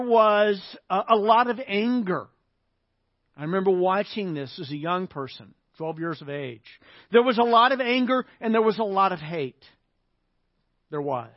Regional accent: Little Rock, Arkansas, United States; I grew up in the South. I grew up in Little Rock, Arkansas

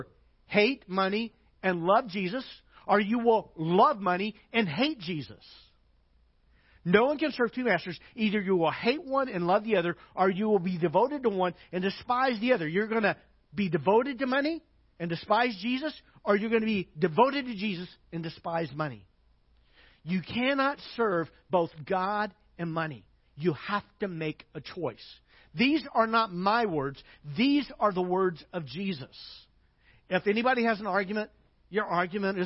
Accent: United States

